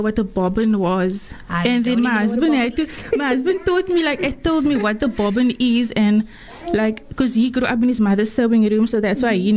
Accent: Atlantis, Western Cape, South Africa; now in Bellville, South Africa; I'm from Atlantis, originally from Atlantis. I grew up there and I'm currently living in Bellville.

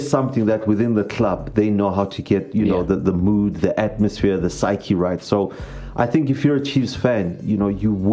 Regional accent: South Africa; being a South African

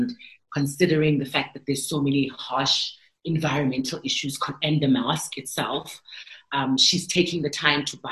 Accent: South Africa; I am from South Africa

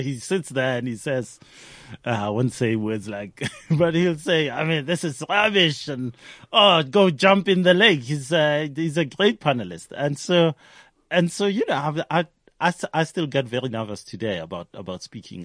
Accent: Hammanskraal, Gauteng, South Africa; I grew up in Hammanskraal

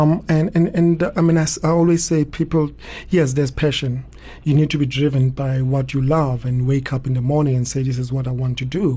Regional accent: Soweto, Gauteng, South Africa; I was born in Soweto in Orlando East, and I grew up quite close to a hostel

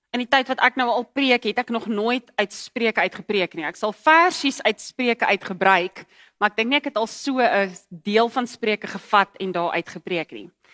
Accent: KwaZulu-Natal, South Africa; moved away; ek het in Natal groot geword

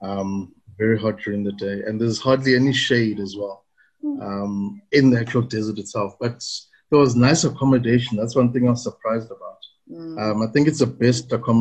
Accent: South Africa; we South African chefs

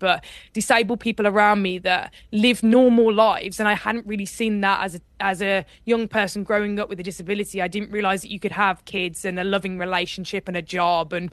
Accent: Birmingham, West Midlands, United Kingdom; I grew up in Birmingham, and in Birmingham you don't really do rowing

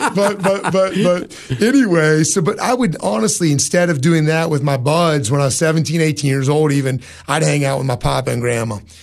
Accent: Jefferson, Ohio, United States; moved away as an adult; now in Cookeville, United States; was growing up in Ohio

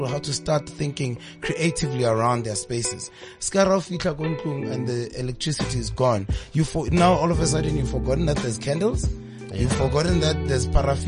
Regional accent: Welkom, Free State, South Africa; we grew up together in Velcom

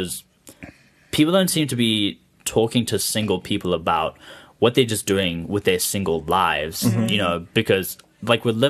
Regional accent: Harare, Zimbabwe; also born or lived in Chicago, United States; So I am from Harare, Zimbabwe. I grew up in Hatfield, but then my parents moved out to Emerald Hill.

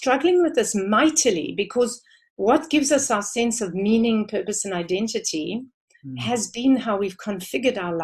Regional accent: South Africa; I have grown more and more proud of being South African the more I travel

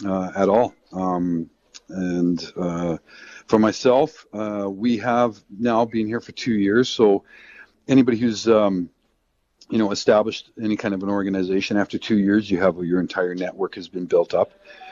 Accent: Canada; I just don't feel, as a Canadian right now, that the job's done.

